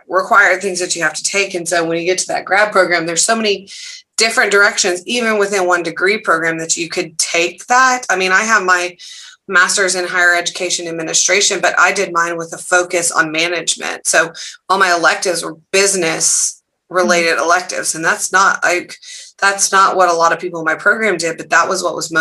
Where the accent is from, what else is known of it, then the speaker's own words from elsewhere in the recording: Dallas, Texas, United States; I went to high school in Dallas